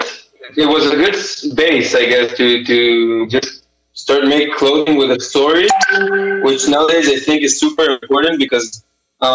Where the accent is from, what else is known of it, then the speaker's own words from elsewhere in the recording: Israel; I'm from Israel and everyone has to go to the army here